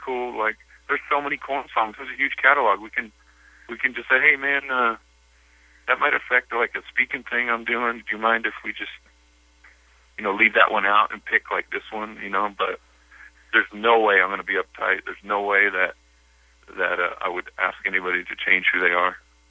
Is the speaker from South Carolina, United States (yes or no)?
no; Bakersfield, California, United States; moved away; I love Bakersfield. I grew up in Bakersfield